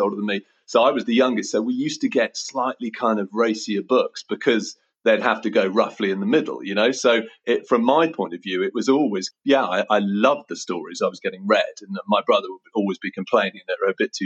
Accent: Oxford, South East England, United Kingdom; I grew up in Summertown in Oxford, and I now live about a mile from Summertown in Oxford.

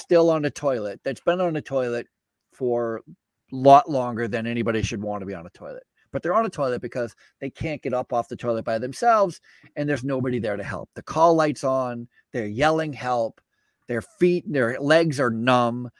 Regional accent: Vermont, United States; I grew up in Vermont and I okay. started my healthcare career in Vermont

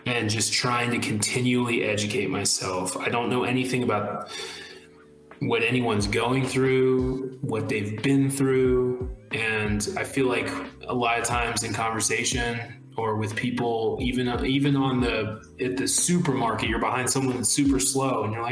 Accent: South Carolina, United States; born or raised there

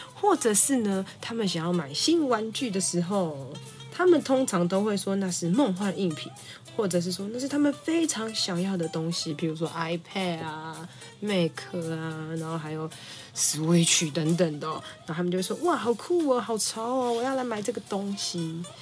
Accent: Taipei, Taiwan; 身为台北人

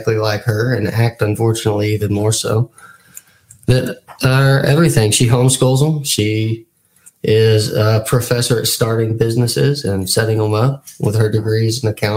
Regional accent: Texas, United States; I'm a nobody from Texas

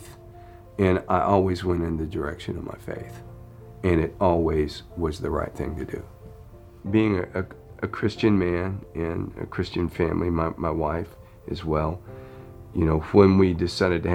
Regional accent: Florida, United States; I grew up in Florida, and you know, just like every most of the Floridian kids, I surfed and I skied

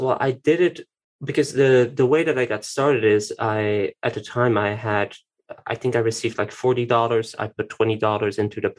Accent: Tienen, Flemish Brabant, Belgium; born there; now in Brussels, Belgium; Well, I was born in Tienen, then I traveled, not really. I moved a lot through Belgium, and I'm currently living in Brussels.

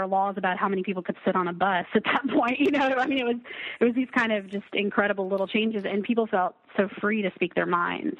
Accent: near Lubbock, West Texas, United States; now in Maine, United States; I'm from originally from a small town um, yeah. in West Texas. I'll just it's near Lubbock.

